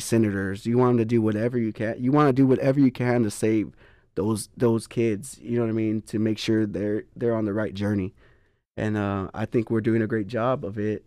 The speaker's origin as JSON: {"language": "English", "town": "Poteet", "region": "Texas", "country": "United States", "said": "I'm from Poteet"}